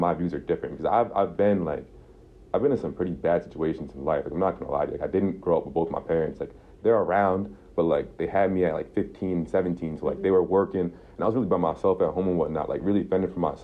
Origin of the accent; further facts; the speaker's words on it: Albany, New York, United States; I'm from Albany